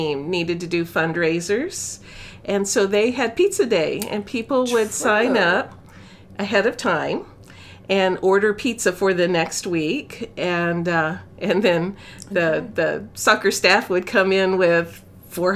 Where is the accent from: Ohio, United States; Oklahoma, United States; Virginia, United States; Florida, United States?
Florida, United States; I'm from Florida